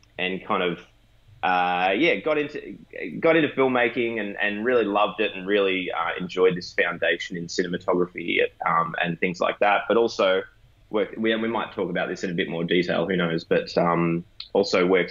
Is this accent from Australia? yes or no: yes; Warrnambool, Victoria, Australia; I grew up down in Warrnambool, which is southwest Victoria, a bit of a country town.